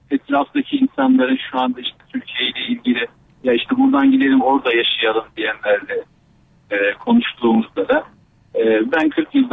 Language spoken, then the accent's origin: Turkish; Australia; born or raised there